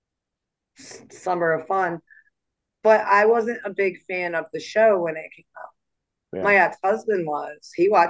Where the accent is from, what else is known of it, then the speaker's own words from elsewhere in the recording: Saginaw, Michigan, United States; moved away as an adult; also born or lived in Alpena, Michigan / Iron Mountain, Michigan; now in Florida, United States; I grew up in Saginaw, but oh, okay. I spent 13 years up in Alpena and then like 5 years up in Iron Mountain.